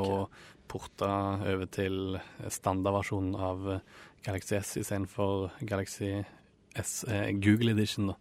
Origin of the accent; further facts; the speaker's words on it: Ålgård, Rogaland, Norway; moved away; forrige jul så brukte jeg det hjemme på Ålgård